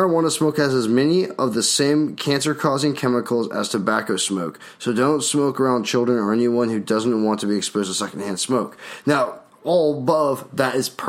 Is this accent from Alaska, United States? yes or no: yes; Alaska, United States; moved away; also born or lived in North Dakota; I grew up in Alaska where, you know, it was pretty rural.